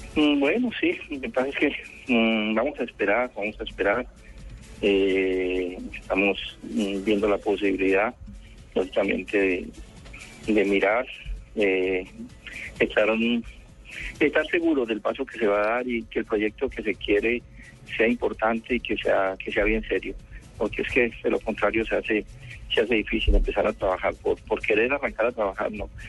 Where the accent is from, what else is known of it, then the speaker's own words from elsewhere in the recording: Colombia; nosotros como colombianos